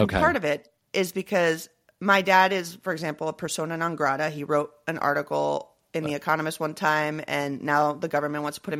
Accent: Venezuela; moved away; also born or lived in Royal Leamington Spa, England; I'm like 100% Venezuelan.

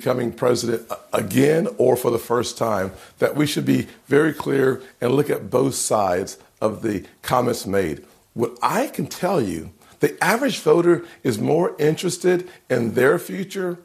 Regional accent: South Carolina, United States; my home state of South Carolina

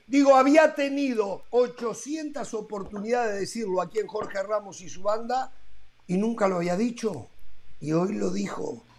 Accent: Uruguay; moved away; llevo mi pasaporte uruguayo acá cuando bajo el Montevideo

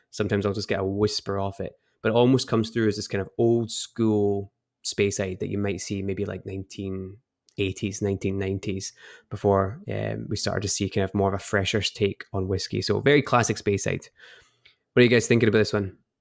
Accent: Edinburgh, Scotland, United Kingdom; moved away as an adult; now in United States; I grew up in Edinburgh and moved over to the States about, uh, five years ago now

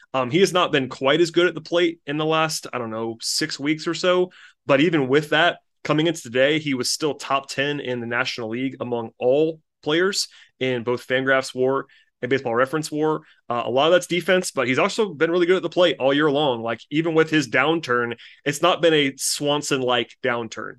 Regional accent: Gwinnett County, Georgia, United States; I grew up in Gwinnett County

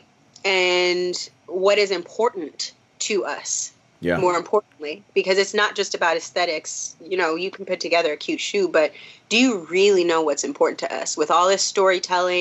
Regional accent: Minnesota, United States; I'm from Minnesota

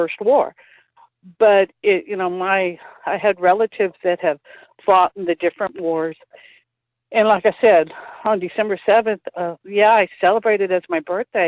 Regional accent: San Antonio, Texas, United States; I've lived in San Antonio all my life, all 62 years

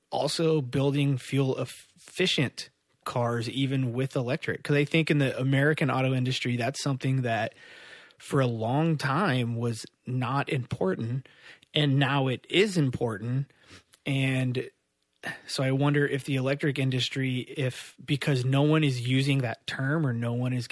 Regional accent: Midwest, United States; I grew up in the Midwest, um, and like I grew up in like a car and motorcycle family

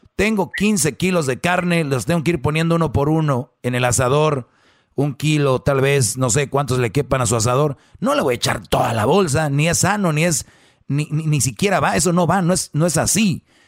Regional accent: Monterrey, Nuevo León, Mexico; como buen regio

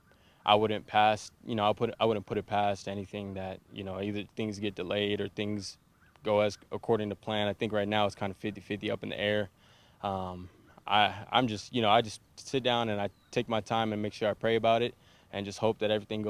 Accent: San Bernardino, California, United States; now in Minnesota, United States; I'm originally from San Bernardino

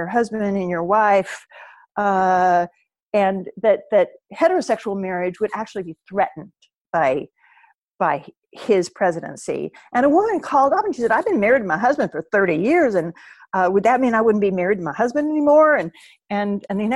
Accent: Oklahoma, United States; moved away as an adult; also born or lived in Nebraska; now in New York, United States; my hometown in Oklahoma

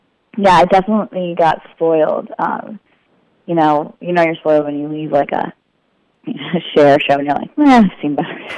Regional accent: Las Vegas, Nevada, United States; I grew up in Las Vegas, and my dad went, he's a technical director for, you know, a lot of the different venues there, and now he's at Caesar Palace.

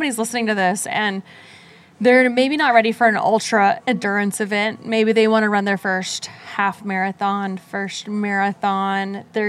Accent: Virginia Beach, Virginia, United States; I'm doing it here in my hometown in Virginia Beach

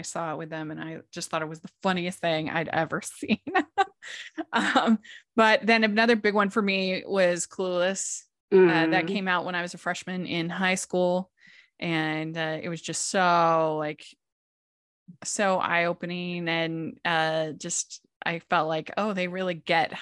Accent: Maryland, United States; I grew up in Maryland

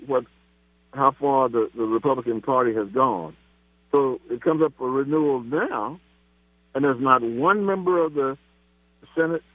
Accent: Kansas City, Missouri, United States; right here in my hometown of Kansas City

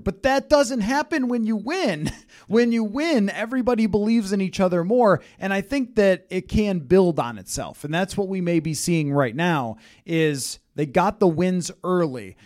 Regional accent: the East, East Coast, United States; now in Minnesota, United States; I grew up in the East

